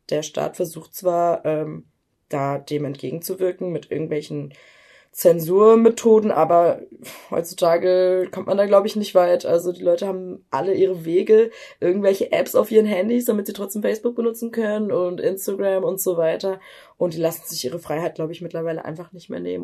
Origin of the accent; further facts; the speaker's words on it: Germany; ich bin in Deutschland geboren